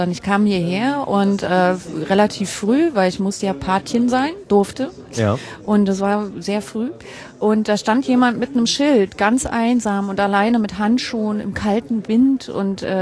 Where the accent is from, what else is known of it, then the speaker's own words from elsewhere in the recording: Hamburg, Germany; Und da haben wir auch ein bisschen den Vorteil als Hamburger